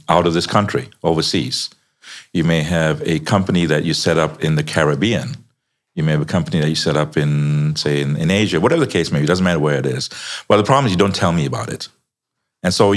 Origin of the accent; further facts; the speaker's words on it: Chicago, Illinois, United States; I'm from the US, by the way. I'm from Chicago.